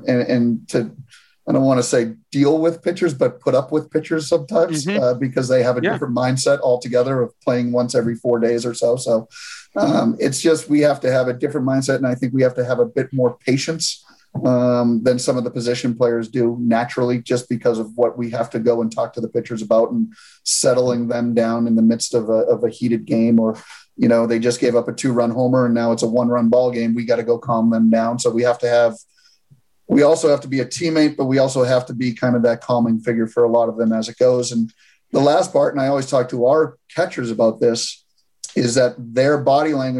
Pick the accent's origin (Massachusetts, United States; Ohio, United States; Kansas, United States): Massachusetts, United States; Boston; moved away as an adult; now in Asheville, United States; I'm a Northeast guy. I'm from Boston